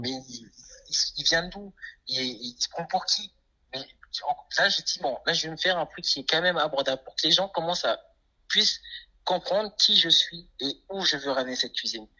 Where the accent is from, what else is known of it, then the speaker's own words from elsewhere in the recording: French Guiana; Je suis guyanais, mes parents sont haïtiens